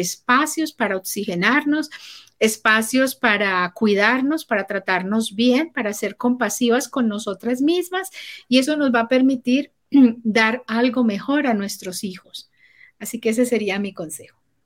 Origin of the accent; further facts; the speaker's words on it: Colombia; moved away; also born or lived in Panama; yo soy colombiana, mi esposo es chileno y vivíamos en Panamá.